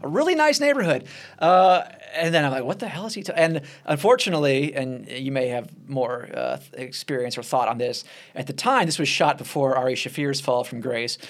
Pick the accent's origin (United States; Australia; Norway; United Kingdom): United States; Nashville, Tennessee; moved away; my hometown in Nashville